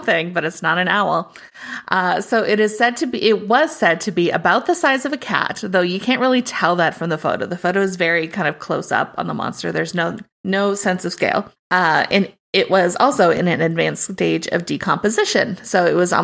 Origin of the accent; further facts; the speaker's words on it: Midwest, United States; I'm from the Midwest